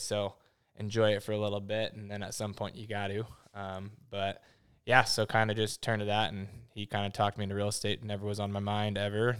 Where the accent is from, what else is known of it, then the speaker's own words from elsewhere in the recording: Spokane, Washington, United States; born and raised in Spokane